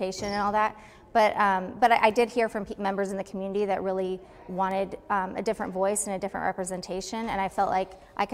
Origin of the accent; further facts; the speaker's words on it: Los Angeles, California, United States; now in Anchorage, United States; I come from Los Angeles